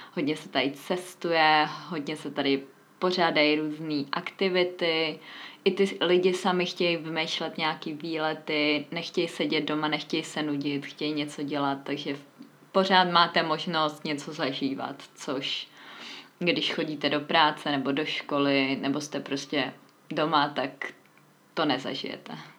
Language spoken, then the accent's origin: Czech; Czechia; moved away as an adult; now in Valencia, Spain; jako jsem já z České republiky